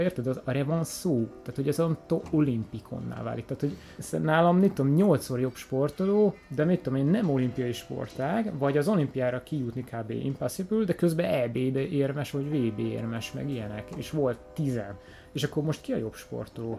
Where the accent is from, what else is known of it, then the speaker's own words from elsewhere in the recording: Hungary; magyar vagyok